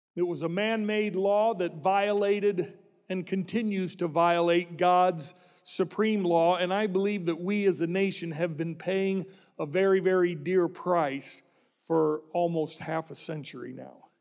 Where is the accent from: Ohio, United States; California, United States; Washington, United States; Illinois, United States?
Illinois, United States; When I grew up in Illinois